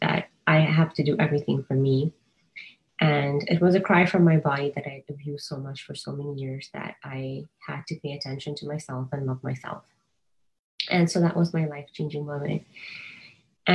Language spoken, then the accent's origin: English; Kenya; moved away as an adult; also born or lived in California; now in United States; I was born and raised in Kenya